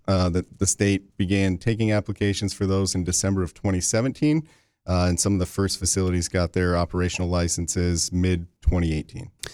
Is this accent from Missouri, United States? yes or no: no; Lansing, Michigan, United States; I'm from the Lansing area